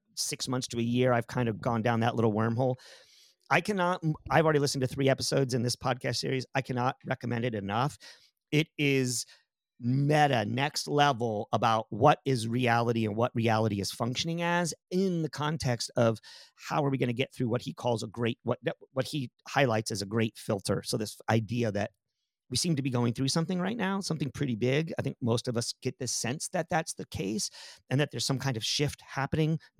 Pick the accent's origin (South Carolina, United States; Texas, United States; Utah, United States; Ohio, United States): Texas, United States; San Antonio; also born or lived in Pennsylvania; we moved from Pennsylvania to Aus-, to Te-, to San Antonio, Texas